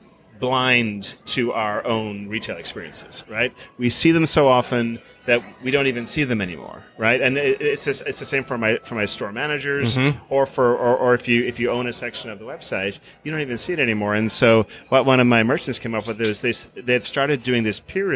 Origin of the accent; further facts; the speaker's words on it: Ireland; moved away; I grew up in Ireland